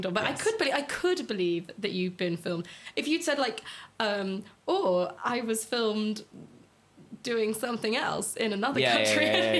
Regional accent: United Kingdom; I'm British

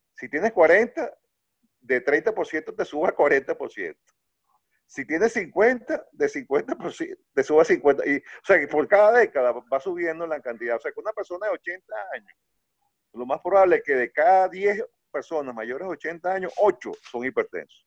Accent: Venezuela; soy venezolano

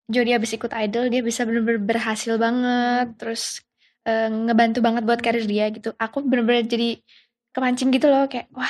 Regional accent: Yogyakarta, Special Region of Yogyakarta, Indonesia; Jadi dulu kan apa? Aku tuh orang Jogja.

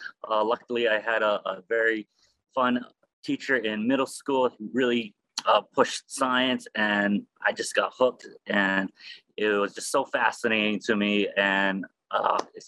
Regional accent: Honolulu, Hawaii, United States; I'm born and raised in Honolulu

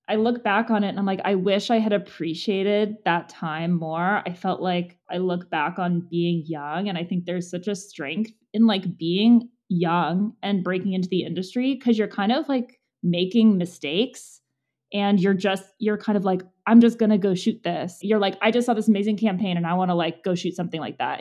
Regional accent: Monrovia, California, United States; I grew up in Monrovia, which is outside of Pasadena

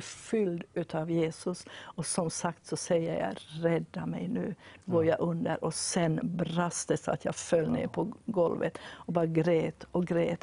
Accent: Vaasa, Ostrobothnia, Finland; jag kommer från Vasa då i Finland

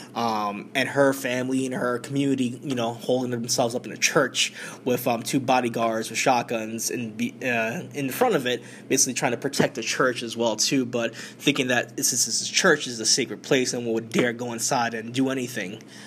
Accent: New York, United States; we're in my home state. This is New York City

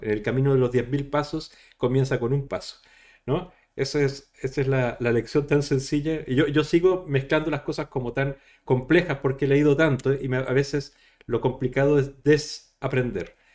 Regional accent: Chile; moved away; soy de Chile originalmente

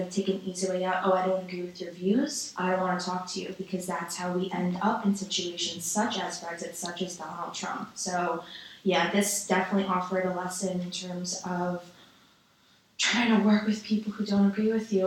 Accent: New York City, New York, United States; I come from New York City

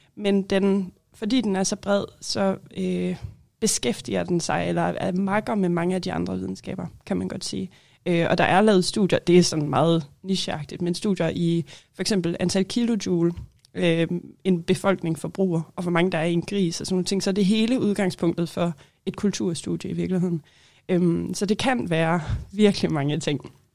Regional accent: Holstebro, Central Denmark Region, Denmark; also born or lived in Aarhus; now in Greenland; jeg kommer fra Holstebro i Vestjylland

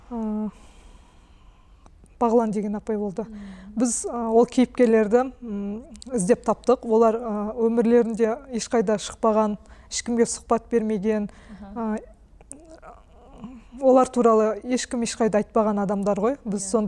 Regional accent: Kazakhstan; мен өзім ауылда туып өстім әлі күнге дейін ауылда тұрамыз

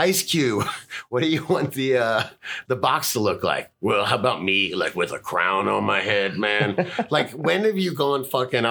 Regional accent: hometown of 2 Live Crew, Florida, United States; from my hometown

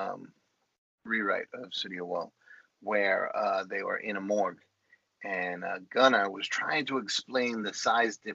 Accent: New York City, New York, United States; accent: Bronx; my Bronx accent

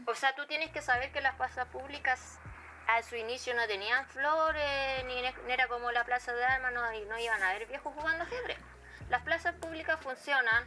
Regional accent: Chile; uno desde chileno

